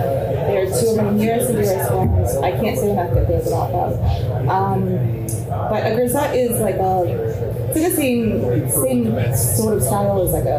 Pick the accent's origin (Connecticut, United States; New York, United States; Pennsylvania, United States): Pennsylvania, United States; Marisburg; I'm from Marisburg